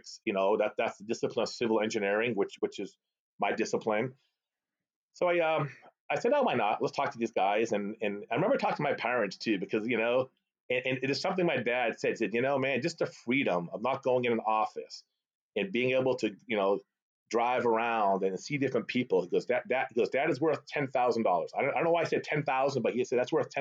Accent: Boston, Massachusetts, United States; first language Arabic; English is a second language; born and raised in the Boston area, suburbs of Boston.

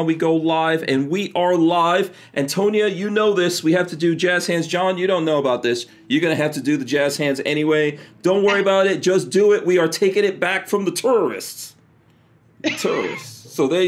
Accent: New York, United States; accent: New York; moved away; also born or lived in Virginia; I did grow up in New York

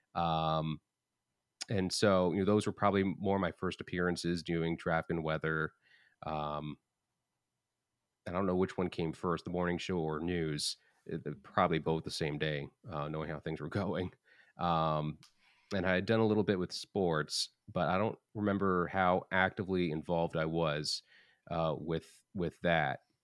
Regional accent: Long Island, New York, United States; moved away; also born or lived in New Hampshire; I'm originally from Long Island, but I was going to Hofstra after living in New Hampshire.

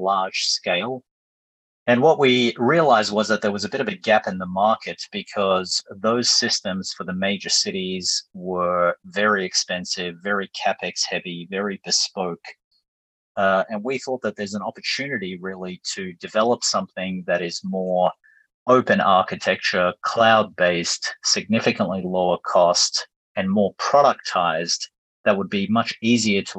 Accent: Melbourne, Victoria, Australia; moved away as an adult; also born or lived in New York / London; moved back to my hometown in Melbourne after a number of years overseas

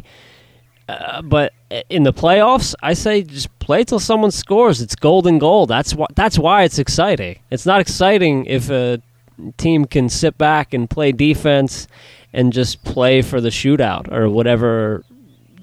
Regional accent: New Jersey, United States; my hometown boy from Jersey.

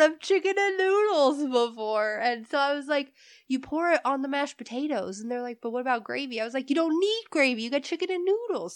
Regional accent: Indiana, United States; moved away as an adult; also born or lived in California; now in New Mexico, United States; I was born in California. I grew up in Indiana, and now I'm living in New Mexico

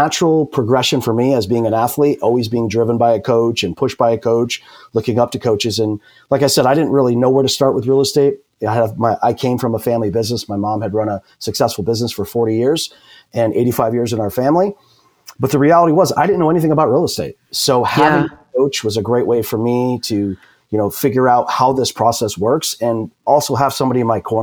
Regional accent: New York, United States; moved away as an adult; now in California, United States; I'm a transplant from New York, lived and born and raised 25 years, and decided to come out west to beautiful sunny California

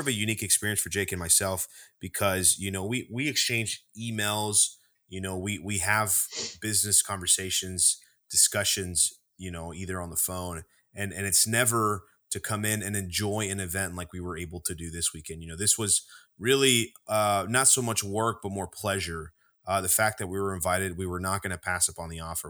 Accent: Texas, United States; We're from Texas

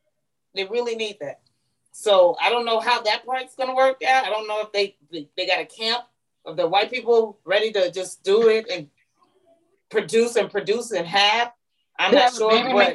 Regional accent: San Antonio, Texas, United States; now in Georgia, United States; And girl, I'm from San Antonio, Texas.

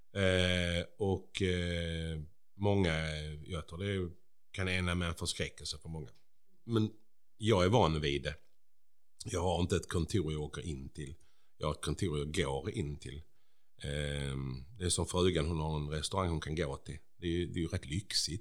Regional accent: Bjäre, Skåne, Sweden; jag är ju från Bjära

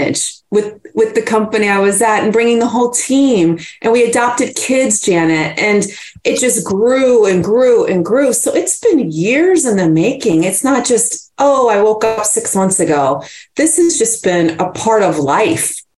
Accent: Virginia, United States; Yes, in Virginia. And I'm so honored that and happy I grew up there.

